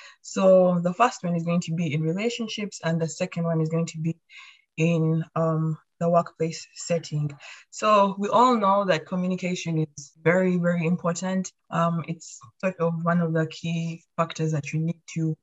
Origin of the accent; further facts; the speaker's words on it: Uganda; now in Canada; I'm from Uganda.